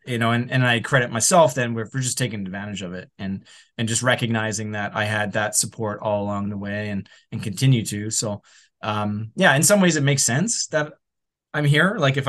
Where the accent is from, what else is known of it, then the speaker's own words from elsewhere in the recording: Edmonton, Alberta, Canada; moved away as an adult; now in Vancouver, Canada; I moved right after high school. I came from Edmonton to Vancouver right after high school.